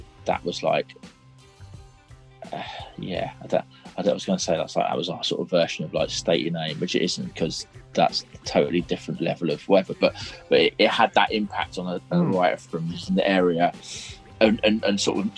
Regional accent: United Kingdom; I grew up in little suburb of, like, just outside London

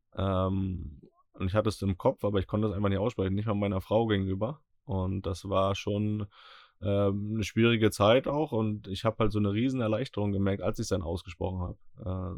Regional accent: Northern Germany, Germany; wir beide als äh, Norddeutsche

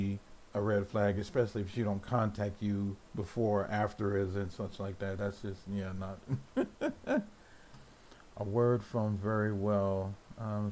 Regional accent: United States; I'm an American

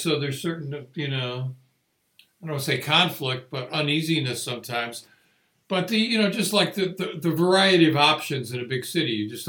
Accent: West Hartford, Connecticut, United States; now in Arizona, United States; I'm from West Hartford, Connecticut, which is where the University of Hartford is, where Javon teaches.

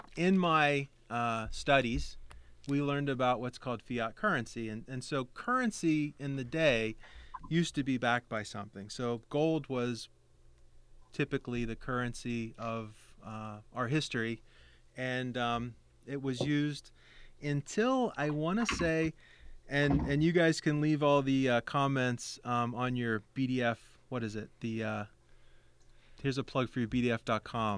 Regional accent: West Virginia, United States; now in Pittsburgh, United States; I actually grew up in the uh, the hills of West Virginia

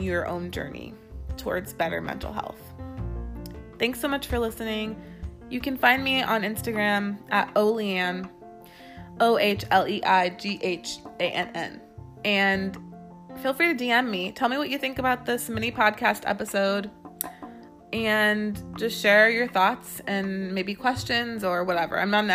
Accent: California, United States; I am from California.

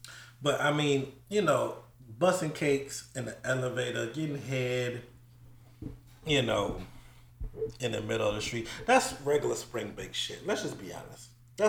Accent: Florida, United States

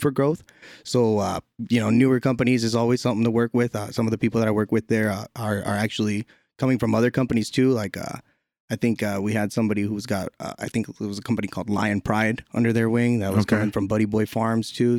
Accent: San Diego, California, United States; Born and raised in San Diego

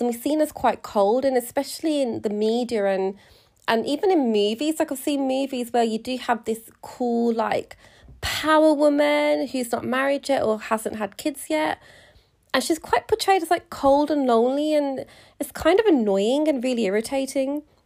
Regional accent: United Kingdom; being British Indian, so my grandparents are from India and they immigrated to the U K in the sixties

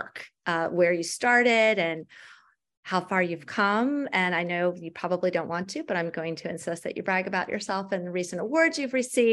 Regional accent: Maryland, United States; I'm from Maryland

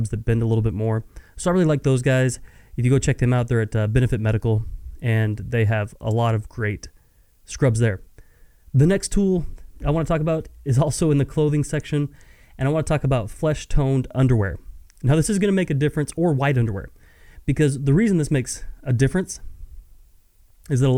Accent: West Texas, United States; I'm born and raised in West Texas.

